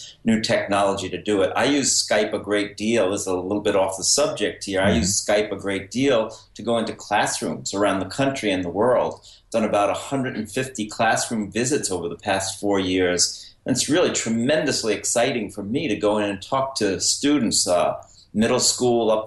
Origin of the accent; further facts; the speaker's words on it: Mount Vernon, New York, United States; I was a reader from the time I was a kid growing up in Mount Vernon, New York, just outside New York City in Westchester